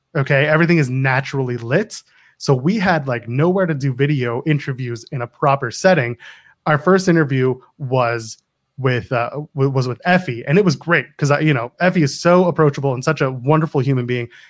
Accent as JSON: {"language": "English", "region": "Ontario", "country": "Canada", "tie": "born or raised there", "said": "I grew up in the Ontario Indies watching this guy"}